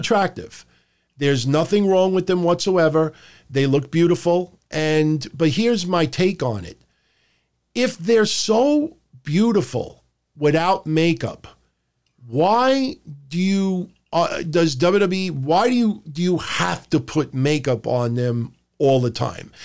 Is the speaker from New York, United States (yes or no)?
yes; New York City, New York, United States; I'm from Howard Beach